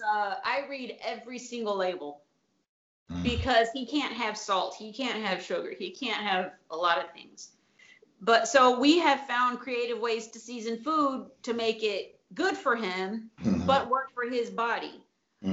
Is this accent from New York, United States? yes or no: no; Tennessee, United States; now in Italy; I grew up in Tennessee